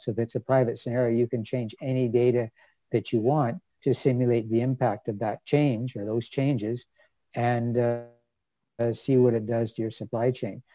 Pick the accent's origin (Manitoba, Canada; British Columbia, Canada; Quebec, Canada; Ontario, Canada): British Columbia, Canada; Vancouver; I grew up in Vancouver, BC, and actually grew up fairly close to the UBC campus